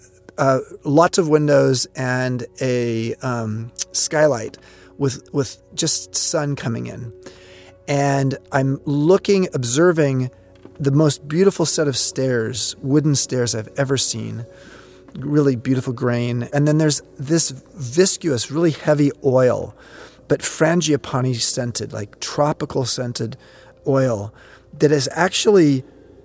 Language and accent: English; Long Beach, California, United States; I grew up in Southern California in a place called Long Beach.